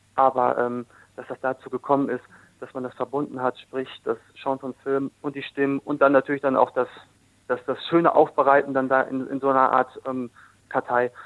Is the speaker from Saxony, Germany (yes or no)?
no; Dortmund, North Rhine-Westphalia, Germany; now in Essen, Germany; gebürtig Dortmund, jetzt wohnhaft in Essen. Also ich bin ein Ruhrgebietskind